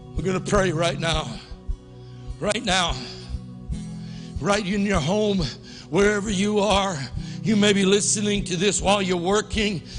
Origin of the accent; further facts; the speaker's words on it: United States; I was born in the United States